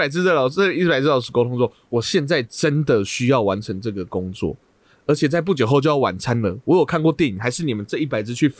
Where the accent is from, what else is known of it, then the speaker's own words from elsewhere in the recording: Taichung, Taiwan; 我是台中的哦，是